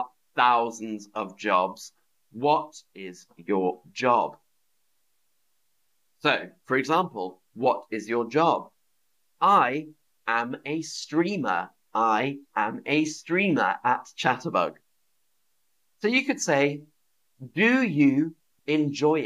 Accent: London, United Kingdom; I am from London. I am from London.

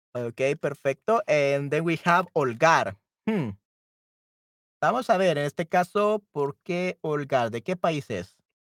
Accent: El Salvador; yo soy de El Salvador, okay. Soy de El Salvador en Centroamérica

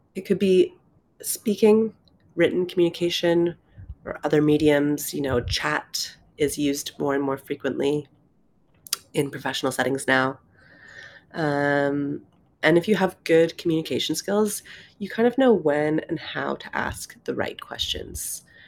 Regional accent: Canada; moved away as an adult; also born or lived in London, United Kingdom; I'm originally from Canada

